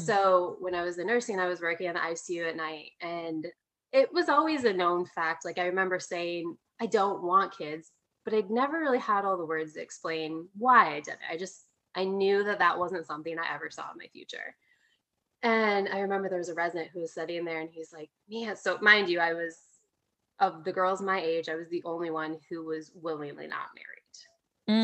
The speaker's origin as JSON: {"language": "English", "region": "Midwest", "country": "United States", "tie": "born or raised there", "said": "I grew up in the Midwest"}